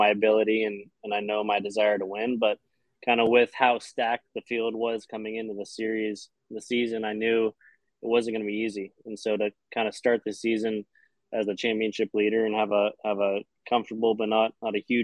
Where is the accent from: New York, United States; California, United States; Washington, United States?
California, United States; Los Angeles; now in Miami, United States; I'm from Los Angeles in California